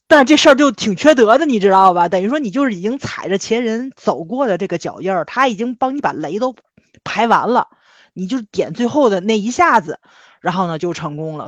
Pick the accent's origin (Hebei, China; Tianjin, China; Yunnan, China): Tianjin, China; 是我们天津人